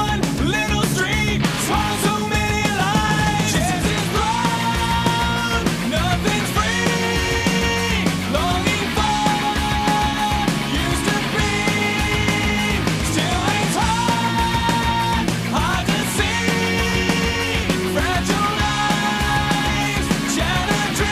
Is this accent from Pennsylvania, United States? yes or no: no; Missouri, United States; Growing up in Missouri, the music that we had access to, a fair amount of punk, sure, but like it was mostly country and then top 40.